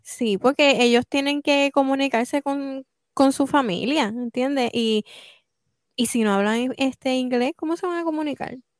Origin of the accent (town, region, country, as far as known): Puerto Rico; now in United States